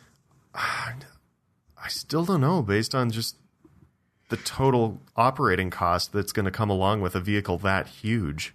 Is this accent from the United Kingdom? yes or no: no; Ontario, Canada; in my hometown